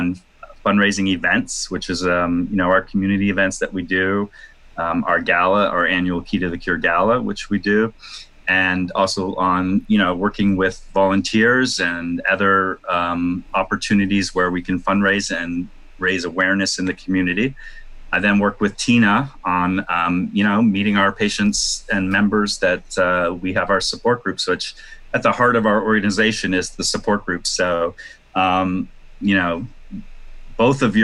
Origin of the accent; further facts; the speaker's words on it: Toronto, Ontario, Canada; also born or lived in New York City, United States; now in Los Angeles, United States; I'm Canadian, and I was actually planning to move back to Toronto